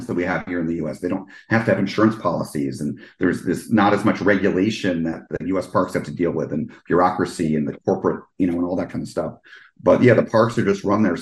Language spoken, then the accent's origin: English; East Coast, United States; now in Orlando, United States; I grew up on the East Coast